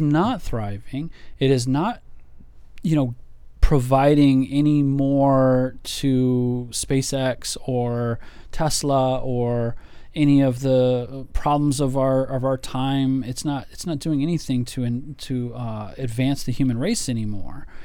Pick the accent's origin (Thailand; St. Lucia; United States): United States; for me as an American, as a patriot here